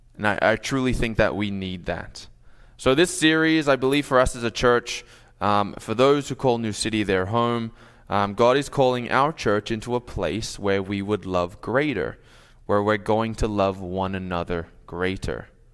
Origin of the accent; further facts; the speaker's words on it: Sydney, New South Wales, Australia; also born or lived in New York; now in Minnesota, United States; I'm from Australia